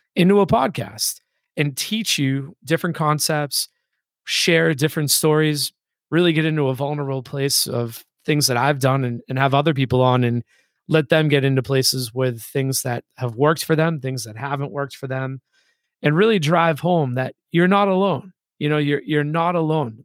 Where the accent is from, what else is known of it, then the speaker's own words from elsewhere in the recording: Boston, Massachusetts, United States; moved away; also born or lived in Hawaii / San Diego / Atlanta; I grew up in Boston.